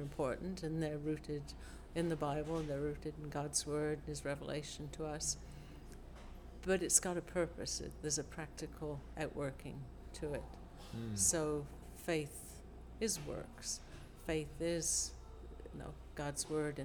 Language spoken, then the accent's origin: English; England, United Kingdom; moved away; also born or lived in Australia / Adelaide; I grew up in England, and then my parents emigrated to Australia.